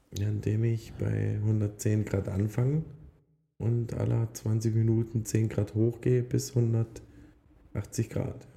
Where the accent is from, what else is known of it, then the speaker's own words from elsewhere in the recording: Upper Lusatia, Saxony, Germany; moved away as an adult; now in Switzerland; Oberlausitz, also da wo ich herkomme, sind meine Wurzeln und die werden auch immer die Wurzeln bleiben.